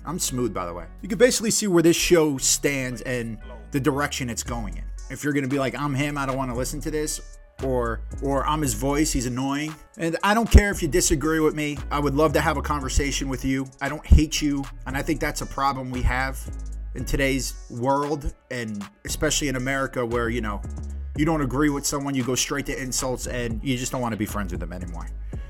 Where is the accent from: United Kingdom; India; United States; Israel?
United States; Plantation, Florida; also born or lived in New Jersey / West Virginia; I'm from Florida, right? Well, I'm from Jersey, I'm from West Virginia, I'm from all over, but you know, I claim Plantation, Broward County, South Florida.